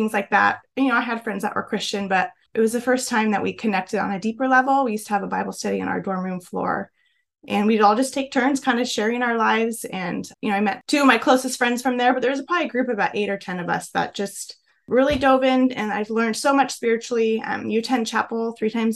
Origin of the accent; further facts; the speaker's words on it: Chico, California, United States; I grew up in Northern California in a small town named Chico